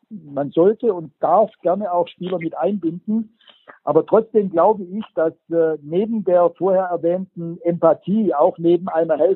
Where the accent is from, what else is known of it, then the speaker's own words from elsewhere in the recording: Baden-Württemberg, Germany; accent: Swabian; Also einer der Begriffe, die ich wirklich, ich sage das jetzt mal als Schwabe hasse, ist, wenn jemand sagt, man sollte, schwäbisch, mossot.